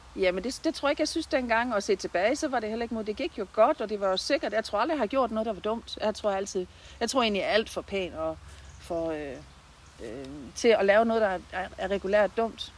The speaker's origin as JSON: {"language": "Danish", "town": "Bramdrup", "region": "Southern Denmark", "country": "Denmark", "tie": "born or raised there", "also_born_or_lived": "Christiansdal / Svendborg", "lives_now": "Haderslev, Denmark", "said": "der har jeg haft min barndom og min ungdom"}